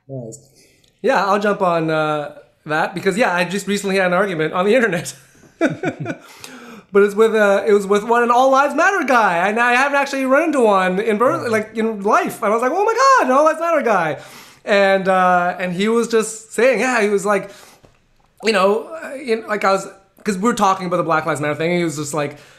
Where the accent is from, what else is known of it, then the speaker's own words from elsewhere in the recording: Canada; I grew up in, in North America. I grew up in Canada.